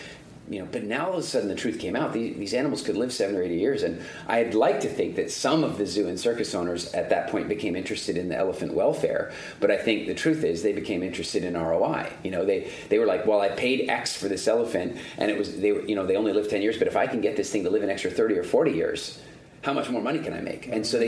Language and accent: English; South Africa; I'm into conservation, and I'm originally from South Africa, so I had this, like, you know, deep-seated curiosity and interest in all things nature conservation.